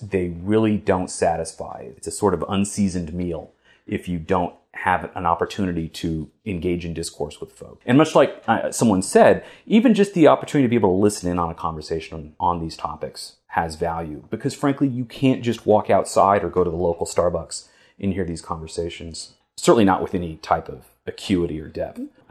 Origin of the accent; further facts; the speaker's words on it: United States; as an American